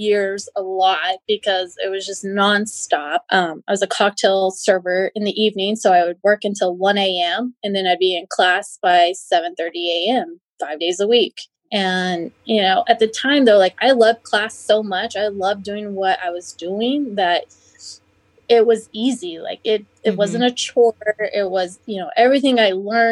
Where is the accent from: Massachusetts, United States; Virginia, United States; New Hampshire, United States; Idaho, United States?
Idaho, United States; Twin Falls; I'm from Twin Falls, Idaho. So it's southern Idaho.